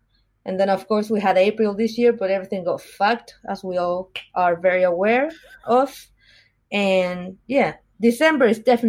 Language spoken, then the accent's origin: English; Chile; now in Australia; Oh, I'm from Chile. That's in South America.